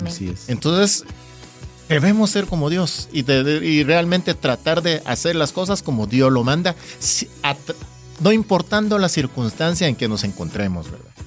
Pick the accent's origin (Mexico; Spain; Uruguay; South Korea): South Korea; now in Guatemala; yo no soy de aquí, yo soy coreano